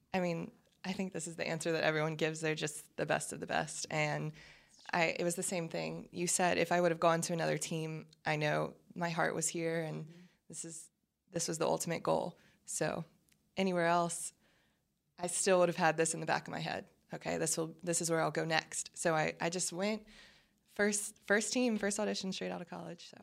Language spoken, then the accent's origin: English; Baton Rouge, Louisiana, United States; moved away as an adult; now in Dallas, United States; I'm from Baton Rouge. My family's from New Orleans. I grew up in Baton Rouge